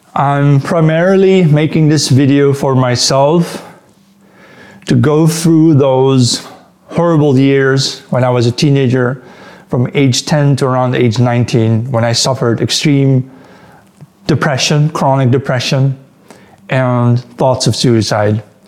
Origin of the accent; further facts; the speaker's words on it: Netherlands; also born or lived in Antwerp, Belgium; I'm Dutch, but uh, I was born in the Netherlands, and then when I was one day old, they moved me to Belgium, where I lived, the, spent the first three years of my life there near Antwerp